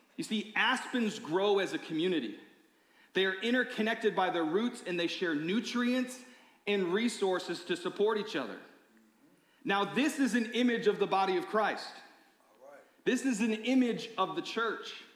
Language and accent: English; Michigan, United States; I grew up in Michigan